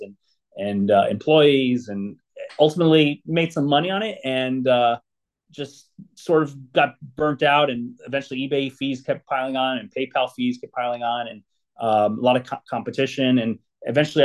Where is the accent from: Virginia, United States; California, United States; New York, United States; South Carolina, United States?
California, United States; Los Angeles; I grew up here, born and raised in Southern California and Los Angeles, specifically the San Fernando Valley